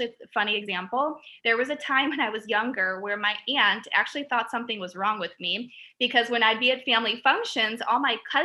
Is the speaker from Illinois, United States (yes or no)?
yes; Chicago, Illinois, United States; I'm from Chicago. So I am a Southside girl